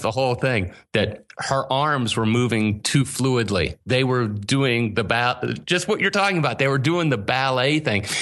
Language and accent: English; Pittsburgh, Pennsylvania, United States; accent: Pittsburgh dialect; moved away as an adult; now in Asheville, United States; I grew up in Pittsburgh